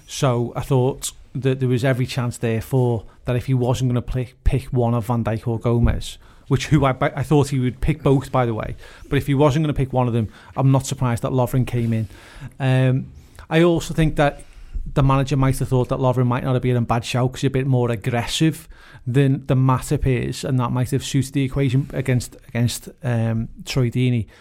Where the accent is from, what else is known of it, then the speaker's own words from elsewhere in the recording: Huyton, North West England, United Kingdom; I'm from Haitian